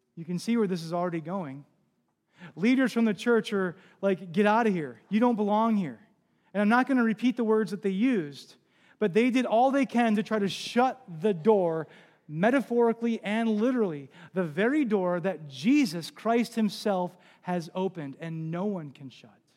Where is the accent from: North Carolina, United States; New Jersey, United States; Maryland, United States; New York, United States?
New Jersey, United States; moved away; I'm from New Jersey, or came from New Jersey. I was a part of a church and lived on the Jersey Shore when Hurricane Sandy hit.